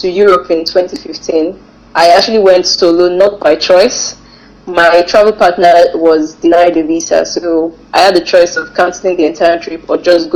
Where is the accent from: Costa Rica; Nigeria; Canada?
Nigeria; traveling as a Nigerian